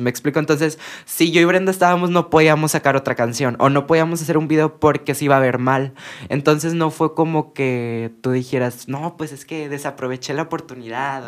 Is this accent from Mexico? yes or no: yes; Mexico; por nosotras ser de México